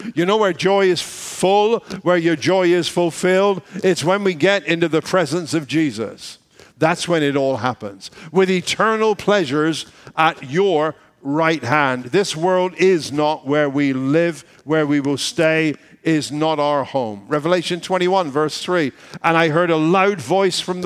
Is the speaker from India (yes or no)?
no; United Kingdom; moved away; we're British